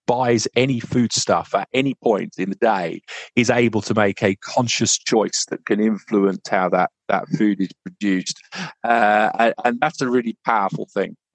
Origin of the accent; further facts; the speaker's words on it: United Kingdom; we as British farmers